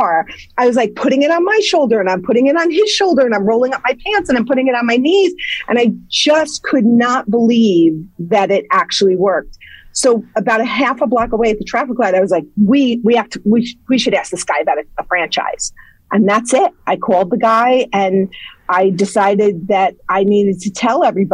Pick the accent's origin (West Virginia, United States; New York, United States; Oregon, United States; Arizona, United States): New York, United States; Ardsley; moved away as an adult; now in Somers, United States; originally, I grew up in Ardsley, and I'm in Somers now for the last 25 or more years